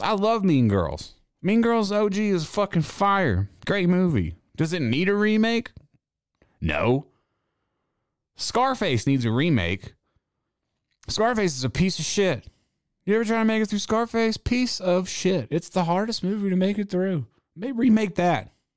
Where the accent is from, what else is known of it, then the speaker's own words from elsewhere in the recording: the South, United States; accent: Southern; I was raised in the South